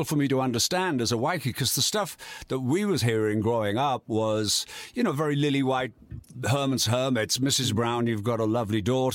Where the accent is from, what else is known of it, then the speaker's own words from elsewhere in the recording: Yorkshire and the Humber, United Kingdom; moved away; Yorkshire, mate. Yorkshire, northeast, industrial northeast.